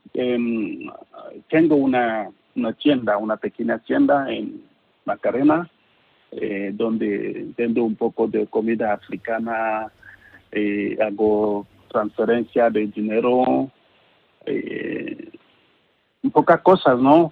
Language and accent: Spanish; Cameroon; Spanish is a second language; moved away as an adult; now in Spain; soy de Camerún